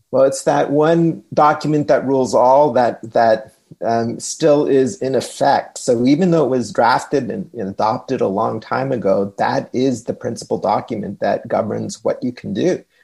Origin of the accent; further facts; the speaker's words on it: Pacific Northwest, United States; not envying the, the high temperatures up uh, in my home country of the Pacific Northwest.